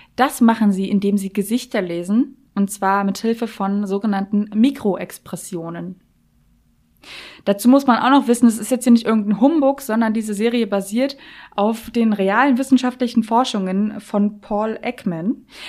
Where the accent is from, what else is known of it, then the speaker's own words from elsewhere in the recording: Berlin, Germany; ich komme ja aus Berlin